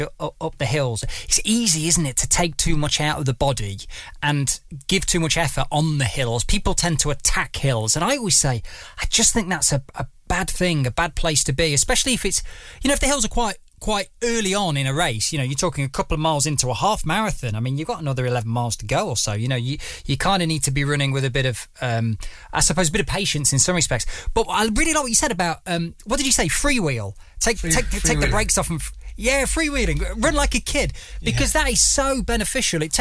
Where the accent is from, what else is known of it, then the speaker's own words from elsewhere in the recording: Derbyshire, East Midlands, United Kingdom; moved away; I'm from the East Midlands, from Derbyshire originally, so, you know, so, neighbours to Nottingham